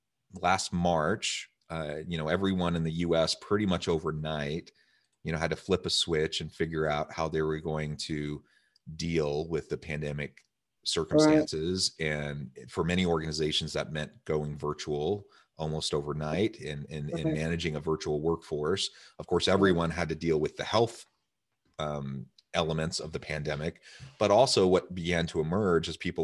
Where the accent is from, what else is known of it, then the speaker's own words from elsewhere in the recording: Midwest, United States; I'm also from the Midwest. I'm also from a family of eight.